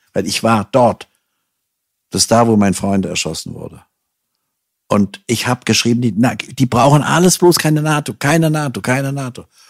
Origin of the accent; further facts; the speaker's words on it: Hanau, Hesse, Germany; Ich bin ja noch im Zweiten Weltkrieg auf die Welt gekommen, in Hanau